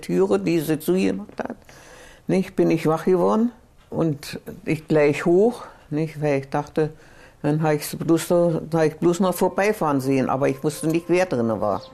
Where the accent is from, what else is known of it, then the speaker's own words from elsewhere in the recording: Eberswalde, Brandenburg, Germany; ich komme aus Eberswalde